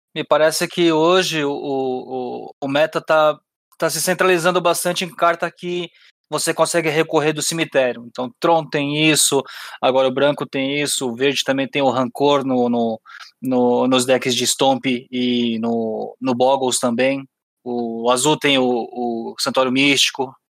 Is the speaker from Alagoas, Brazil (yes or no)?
no; São Paulo, Brazil; eu sou de São Paulo